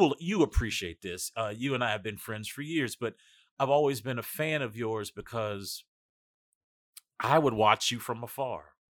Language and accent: English; North Carolina, United States; as a kid growing up in North Carolina